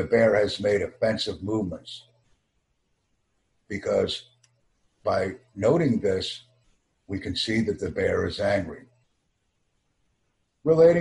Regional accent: United States; I have an extensive background in American English listening, speaking, reading, and writing skills because I am an American

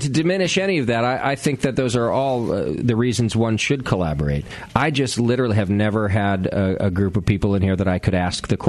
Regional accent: Connecticut, United States; born or raised there; moved away

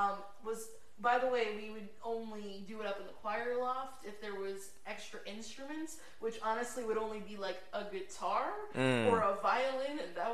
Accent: Pennsylvania, United States; moved away; I'm from Pennsylvania, both our families were Catholic

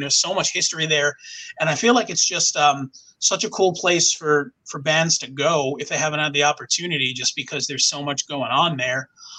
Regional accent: Long Island, New York, United States; now in Orlando, United States; I've been in Orlando, Florida. I grew up in New York, from Long Island

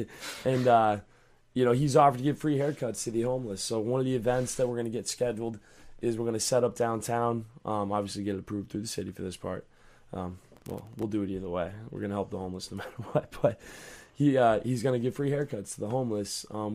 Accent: Georgia, United States; It's all right. I'm from Georgia. That's how we talk there.

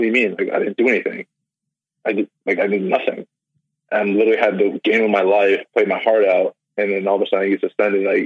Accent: New Jersey, United States; now in Illinois, United States; being from South Jersey, I was born in South Jersey. I lived there for most of my life

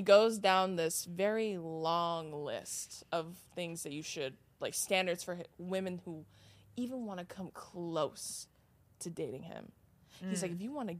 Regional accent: California, United States

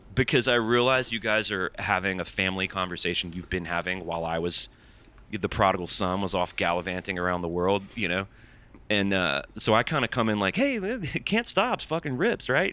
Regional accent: Birmingham, Alabama, United States; now in Nashville, United States; I'm from Birmingham. I live in Nashville now

